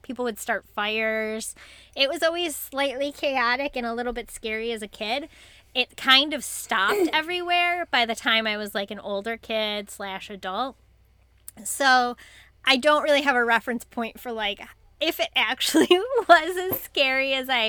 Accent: Great Lakes area, United States; growing up in the Great Lakes area

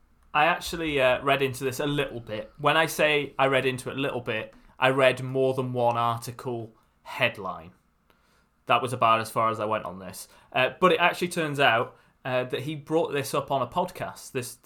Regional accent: Wales, United Kingdom; This is my Welsh accent. I am Welsh.

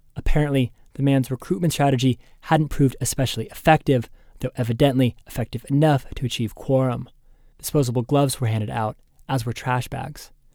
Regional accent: United States; I was from the United States.

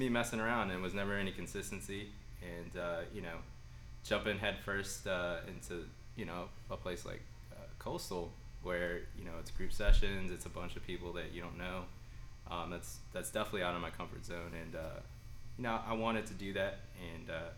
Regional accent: Norfolk, Virginia, United States; now in Newport News, United States; I was born and raised in Norfolk

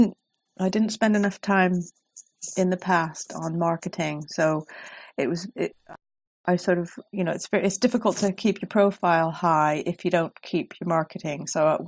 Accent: Pacific Northwest, United States; I grew up in the Pacific Northwest, and I believe that I'm very influenced by my mind's eye from the beautiful scenery that I enjoyed when I was there.

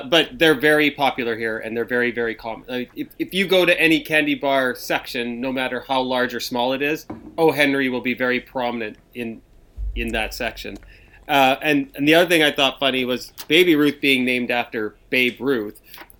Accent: Canada; when you grow up as a Canadian

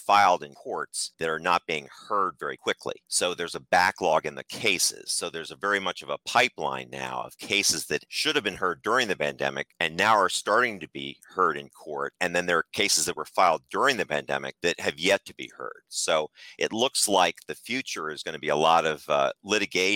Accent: Philadelphia, Pennsylvania, United States; moved away as an adult; also born or lived in Massachusetts / Washington, D.C.; now in Arlington, United States; I'm from Philadelphia originally and moved down after attending Harvard University to the Washington, D.C. metropolitan area

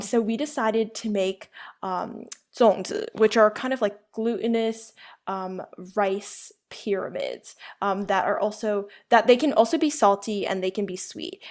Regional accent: United States; first language Chinese; I'm Asian American, um, and I, and I was raised speaking Chinese

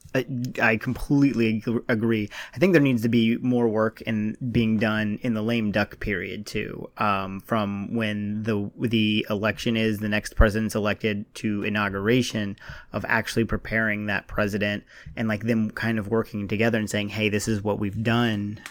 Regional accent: Virginia, United States; I'm from Virginia.

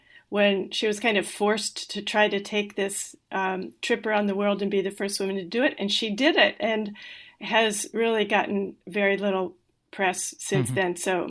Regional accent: Northern Ohio, United States; moved away as an adult; I grew up in Northern Ohio

